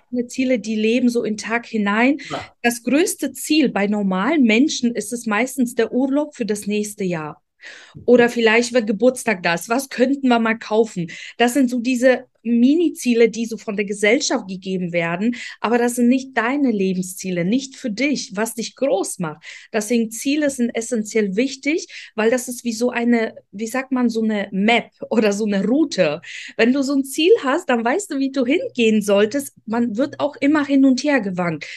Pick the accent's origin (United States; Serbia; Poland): Poland; German is a second language; also born or lived in Ukraine; now in Germany; bin in Polen aufgewachsen, kam irgendwann nach Deutschland